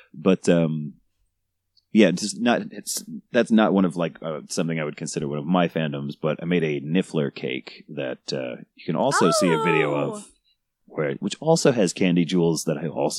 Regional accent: New York, United States; Well, I live in New Jersey now, but I'm from New York.

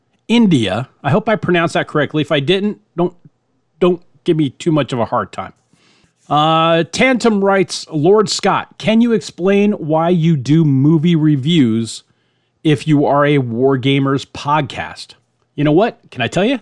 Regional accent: Scotland, United Kingdom; I'm a Scot

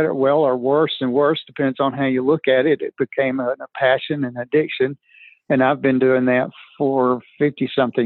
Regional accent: Birmingham, Alabama, United States; teenager growing up on the south side of Birmingham

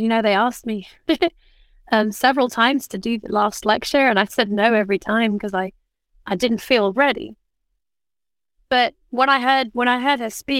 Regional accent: Oxford, South East England, United Kingdom; moved away; also born or lived in London; Originally, I was born in London, actually. But we moved to Oxford when I was almost five. So I think of Oxford as home.

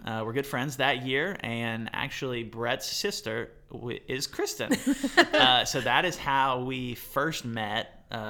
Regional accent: Georgia, United States; moved away as an adult; also born or lived in Johnson University, Tennessee; my hometown in Georgia.

